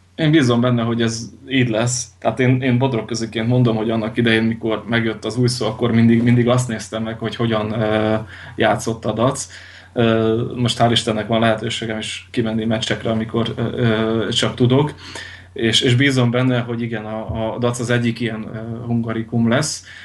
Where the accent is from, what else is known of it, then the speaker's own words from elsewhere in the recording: Veľké Trakany, Košice Region, Slovakia; now in Western Slovakia, Slovakia; Nagy tárkányból. Nagy nagy tárkányból származom